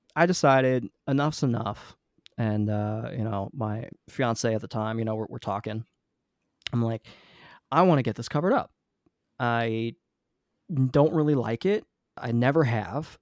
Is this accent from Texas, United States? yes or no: no; New Jersey, United States; I grew up in New Jersey, I've been l, living here mostly my whole life